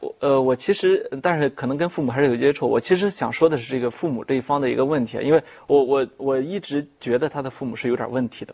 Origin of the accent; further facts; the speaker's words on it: China; 我们中国人特别爱强调说孝心